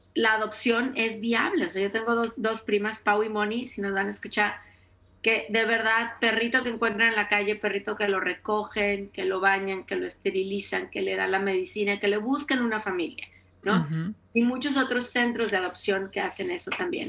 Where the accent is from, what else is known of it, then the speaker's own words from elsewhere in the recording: Mexico; en mi tierra, en mi ciudad se llama trolelote, en México se llama esquite